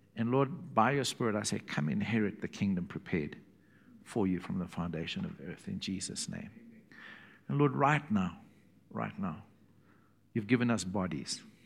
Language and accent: English; South Africa; from South Africa